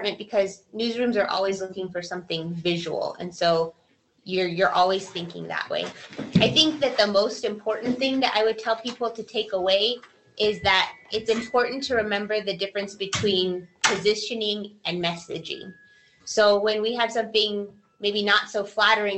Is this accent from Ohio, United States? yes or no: no; Albuquerque, New Mexico, United States; also born or lived in Portales, New Mexico / Washington State; I am an Albuquerque native, born and raised in Albuquerque, El Dorado High School grad